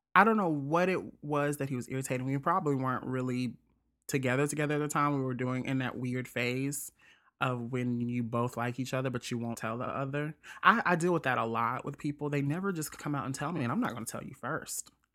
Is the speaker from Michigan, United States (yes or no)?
no; Jackson, Mississippi, United States; Jackson, Mississippi, my whole t-, my hometown